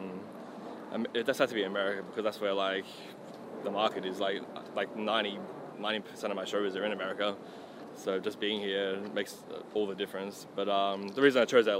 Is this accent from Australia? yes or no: yes; Australia; I was from Australia.